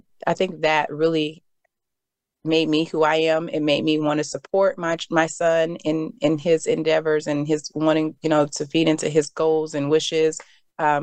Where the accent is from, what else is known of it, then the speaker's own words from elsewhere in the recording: Dayton, Ohio, United States; moved away; I was born in Ohio. I was born in Dayton, Ohio